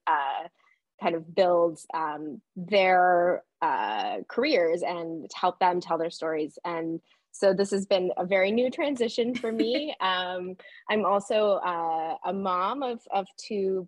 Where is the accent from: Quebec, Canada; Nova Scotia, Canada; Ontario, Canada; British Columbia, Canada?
Ontario, Canada; Barry's Bay; I grew up in Barry's Bay, where the book is set, down a dirt road in the bush on the lake.